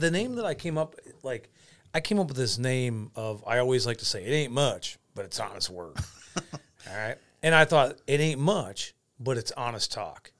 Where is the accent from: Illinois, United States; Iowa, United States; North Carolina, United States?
Iowa, United States; Clinton; I am from Clinton, Iowa.